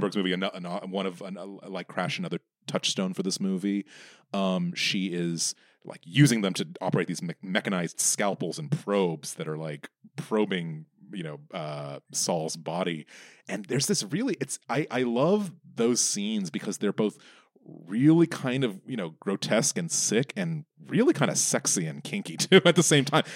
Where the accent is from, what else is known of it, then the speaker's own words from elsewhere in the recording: United States; I am, like, the only one, apart from the other few Americans